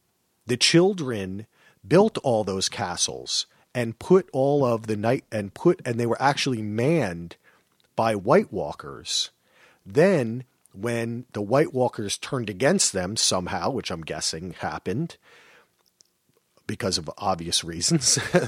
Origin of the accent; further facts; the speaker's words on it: New Jersey, United States; I'm from New Jersey.